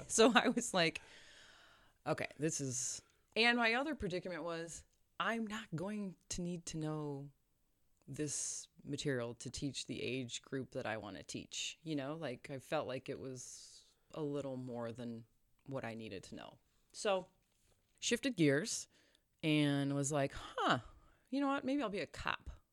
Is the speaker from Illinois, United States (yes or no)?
yes; Chebanse, Illinois, United States; we grew up in Chabance, Illinois